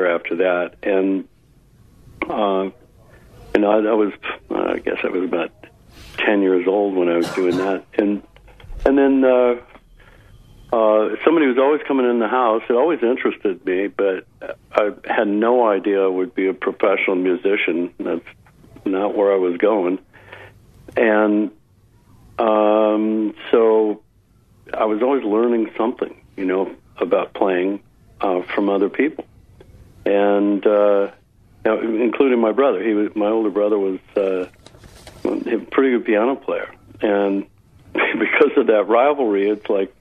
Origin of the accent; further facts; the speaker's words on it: Palo Alto, California, United States; moved away as an adult; also born or lived in Seattle, Washington / Marin County / San Diego / Austin area, Texas; now in Austin, United States; I was raised in California